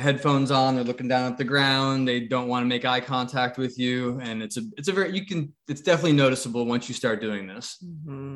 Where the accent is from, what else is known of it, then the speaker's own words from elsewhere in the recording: New England, United States; I grew up in New England area in, in the United States